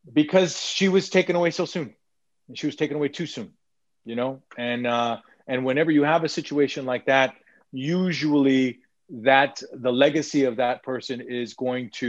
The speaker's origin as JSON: {"language": "English", "region": "South Texas", "country": "United States", "tie": "born or raised there", "said": "I am from South Texas. Uh, I, you know, I was, I live in San Antonio currently."}